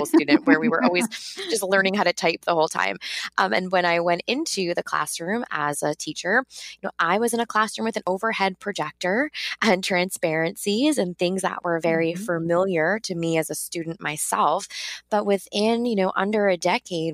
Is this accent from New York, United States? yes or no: yes; New York, United States; I am from New York originally, but I taught in South Harlem